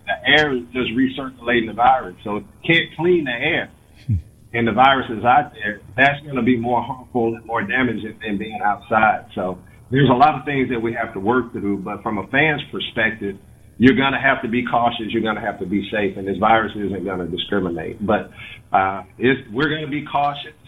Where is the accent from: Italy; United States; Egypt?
United States; Mississippi; also born or lived in Gulfport, Mississippi / Sardis, Mississippi; being a young black male growing up in Mississippi in the in the '70s